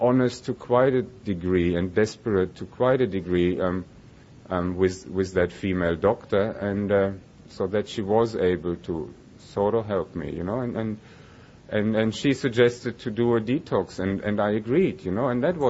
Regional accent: Germany; moved away as an adult; now in Melbourne, Australia; I was born and I grew up in Germany

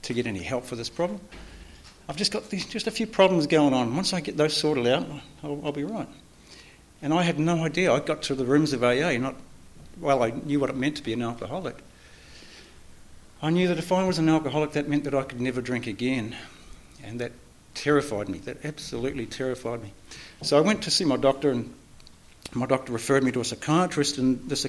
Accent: New Zealand; I was born in New Zealand.

